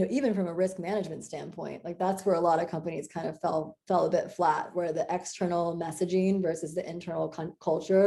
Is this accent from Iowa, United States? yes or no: yes; Iowa, United States; moved away; I'm a girl from Iowa